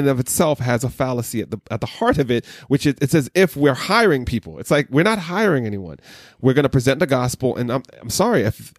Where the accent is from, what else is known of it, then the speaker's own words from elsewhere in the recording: Jamaica; I was told as a Jamaican, I'm the tribe of Benjamin.